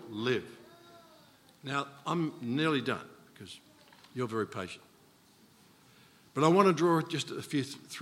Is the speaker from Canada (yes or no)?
no; Australia; being Australian